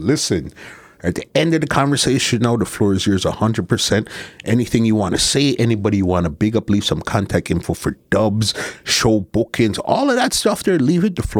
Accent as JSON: {"language": "English", "country": "Canada", "said": "especially me being Canadian, all of us around here being Canadian, how you see things."}